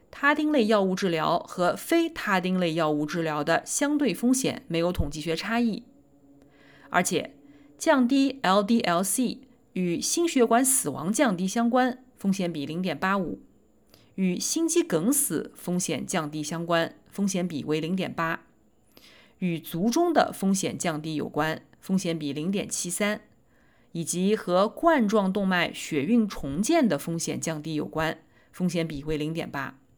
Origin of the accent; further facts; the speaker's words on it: Nanjing, Jiangsu, China; 我来自南京